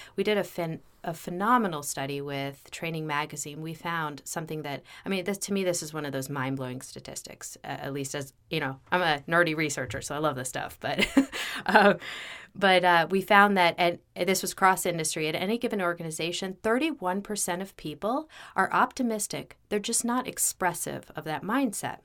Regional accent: United States; also born or lived in New York / New Jersey / Bethesda, Maryland; I was born in New York. I grew up in New Jersey, and then in Bethesda, Maryland

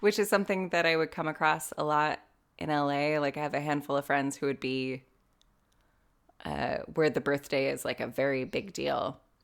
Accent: California, United States; moved away as an adult; now in Ireland; being an American living in mostly California

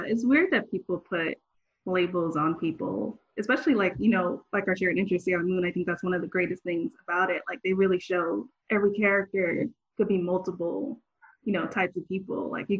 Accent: Miami, Florida, United States; I'm from Miami.

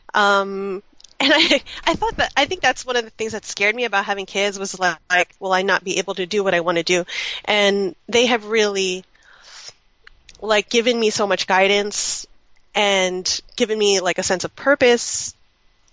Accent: United States; born or raised there

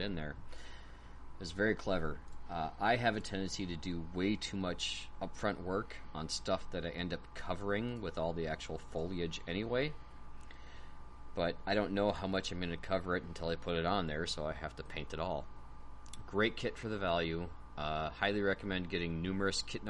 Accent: United States; being American

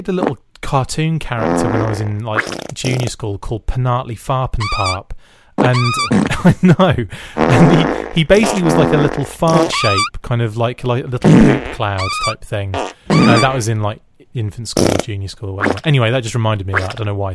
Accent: North Walsham, East of England, United Kingdom; also born or lived in Mundesley; I grew up in North Walsham, which is right in the kind of, you know, and Munsley, which is right kind of in the heart of Norfolk

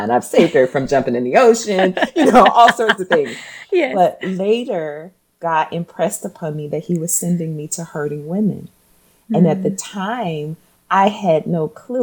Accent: Portsmouth, Virginia, United States; now in Nashville, United States; I'm from Virginia, Portsmouth, Virginia. It's a small town.

